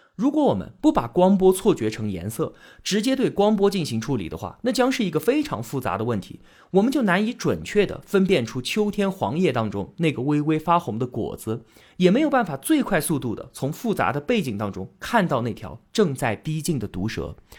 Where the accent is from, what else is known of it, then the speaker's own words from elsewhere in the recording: China; 我们中国人